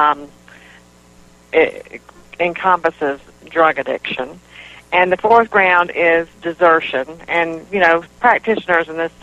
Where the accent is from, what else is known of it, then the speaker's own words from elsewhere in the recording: North Carolina, United States; moved away as an adult; now in South Carolina, United States; I grew up in North Carolina